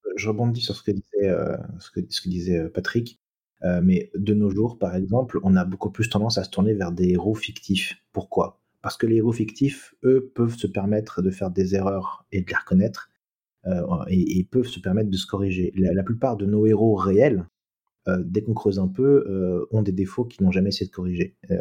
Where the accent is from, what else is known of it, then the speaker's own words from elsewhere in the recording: France; on est français